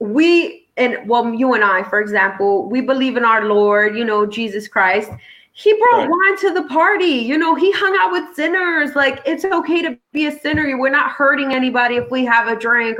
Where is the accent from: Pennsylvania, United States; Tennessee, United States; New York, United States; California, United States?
New York, United States; New York City; I grew up in New York City and Brooklyn